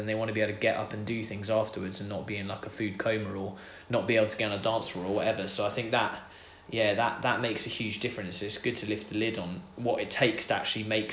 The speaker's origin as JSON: {"language": "English", "region": "Scotland", "country": "United Kingdom", "tie": "born or raised there", "said": "I was born in Scotland"}